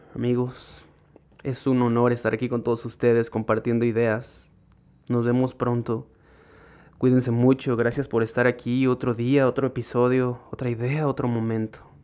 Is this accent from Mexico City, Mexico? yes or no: no; Irapuato, Guanajuato, Mexico; yo soy de Irapuato, mi pequeño pueblo